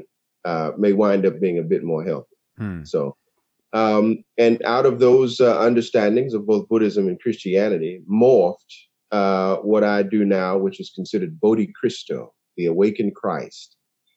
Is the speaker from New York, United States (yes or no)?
no; West Palm Beach, Florida, United States; I was born in West Palm Beach, Florida, and I was a preacher's kid.